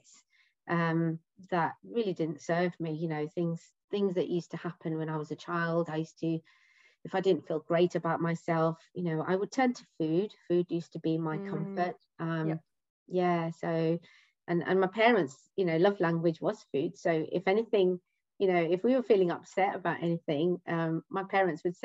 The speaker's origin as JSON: {"language": "English", "town": "Leicester", "region": "East Midlands", "country": "United Kingdom", "moved": "yes", "lives_now": "Essex, United Kingdom", "said": "I live in Essex with my husband and 2 children. I'm originally from Leicester."}